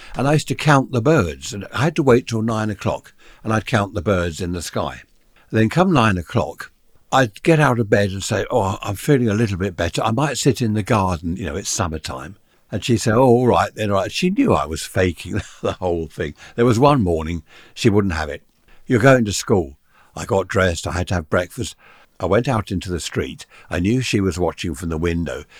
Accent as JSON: {"language": "English", "country": "United Kingdom", "tie": "born or raised there", "said": "big houses that we used to have in the U K here in my hometown."}